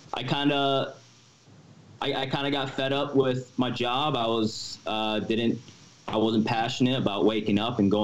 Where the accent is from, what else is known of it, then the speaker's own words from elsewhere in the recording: Seattle, Washington, United States; moved away as an adult; also born or lived in Wisconsin / Los Angeles; now in Las Vegas, United States; my family's from Seattle, Washington. That's where I kind of grew up. But when I was 18, I moved to LA to go to film school